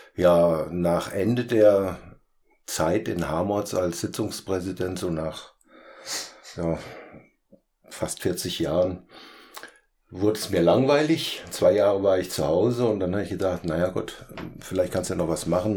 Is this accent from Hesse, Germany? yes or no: yes; Petersberg, Hesse, Germany; moved away as an adult; also born or lived in Hainzell/Harmerz (Fulda); Ich bin ja äh, kein gebürtiger Harmotzer, sondern ein Beuteharmotzer. Ich komme eigentlich vom Hohen Petersberg